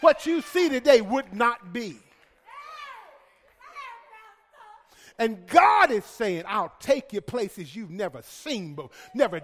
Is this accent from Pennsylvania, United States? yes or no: no; Alabama, United States; I'm from Alabama